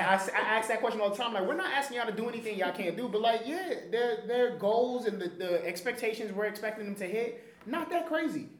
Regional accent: New York City, New York, United States; I grew up in the Bronx in the projects in the Bronx

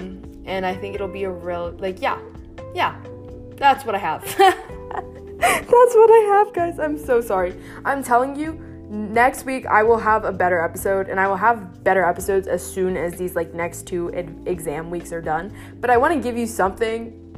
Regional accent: India; I'm Indian, so we eat with our hands pretty frequently

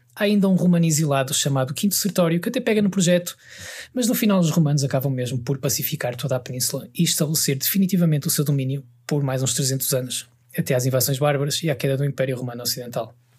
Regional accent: Portugal; o sítio onde nasci, que é este retângulo à beira-mar plantado que chamamos de Portugal

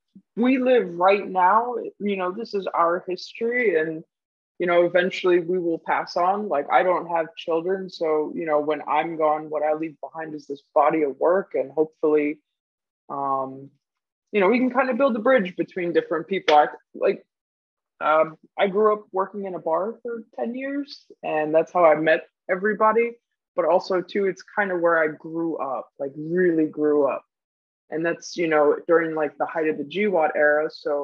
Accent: Guam; also born or lived in Germany; Originally, I'm from Germany, but I spent most of my life in Guam.

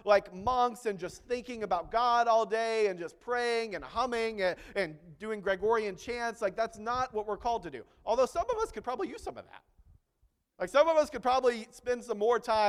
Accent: Texas, United States; I'm not French, I can't speak French, I'm still from Texas

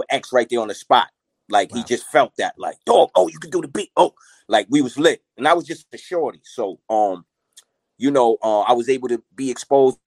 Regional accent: Mount Vernon, New York, United States; also born or lived in Yonkers; I'm originally from Money Earning Mount Vernon.

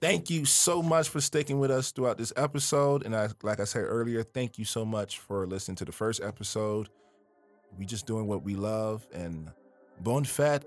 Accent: Miami, Florida, United States; I am from Miami, Florida

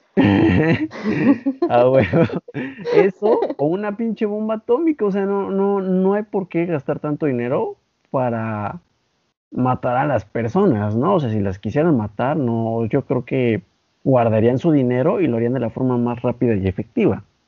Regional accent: Mexico

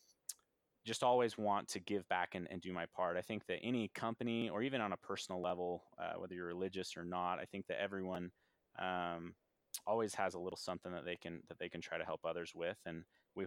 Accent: United States; born in the United States

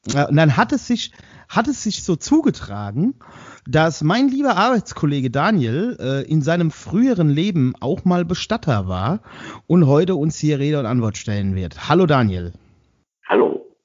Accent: Westerwald, Germany; bei uns im Westerwald

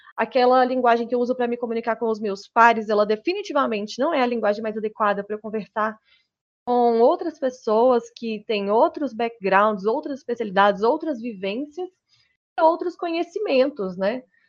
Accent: Minas Gerais, Brazil; eu sou de Minas Gerais, estou lá no Pará

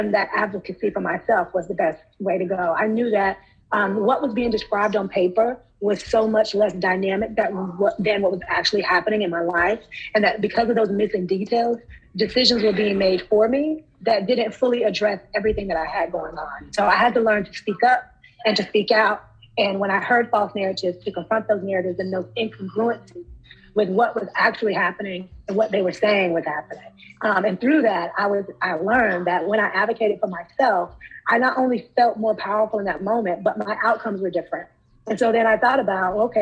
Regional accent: Charlotte, North Carolina, United States; I'm from North Carolina. I was born and raised in Charlotte

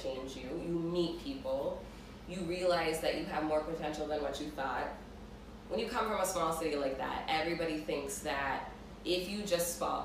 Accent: St. Cloud, Minnesota, United States; also born or lived in Uganda (ancestry); now in Minneapolis, United States; I was from St. Cloud

